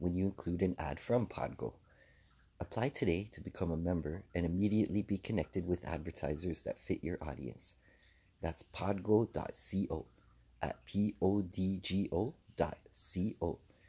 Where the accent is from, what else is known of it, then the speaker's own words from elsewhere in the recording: Toronto, Ontario, Canada; being born and raised in Toronto